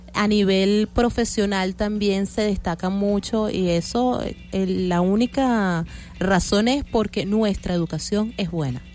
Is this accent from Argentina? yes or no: no; Venezuela